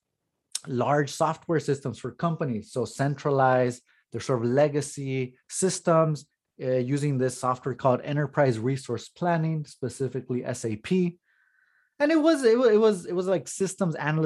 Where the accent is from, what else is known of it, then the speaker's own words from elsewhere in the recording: Los Angeles, California, United States; moved away as an adult; also born or lived in Cambridge, Massachusetts; I grew up in the East San Fernando Valley of Los Angeles.